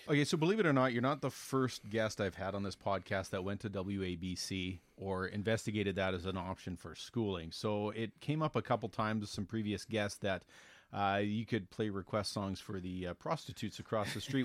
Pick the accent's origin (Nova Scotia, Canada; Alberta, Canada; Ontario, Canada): Alberta, Canada; Elk Point; we both grew up in the same small town